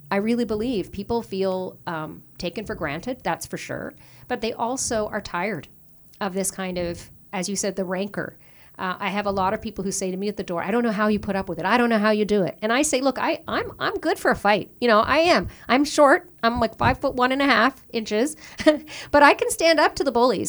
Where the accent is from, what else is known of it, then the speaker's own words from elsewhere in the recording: Newfoundland and Labrador, Canada; moved away as an adult; also born or lived in Ontario; now in Toronto, Canada; I was born and raised in Newfoundland, in, uh, just outside Saint John's, in a town called Loki Bay